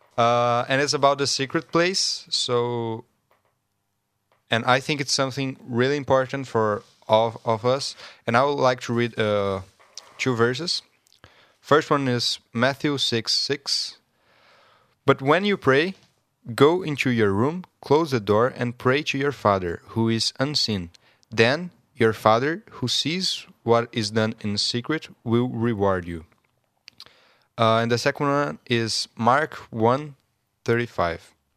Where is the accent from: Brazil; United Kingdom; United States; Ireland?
Brazil; English is a second language; moved away; I'm from Brazil